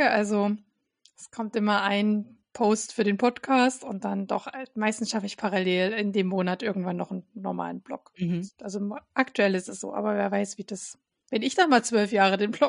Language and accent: German; Saxony, Germany; Ich bin ja, komme ja ursprünglich aus Sachsen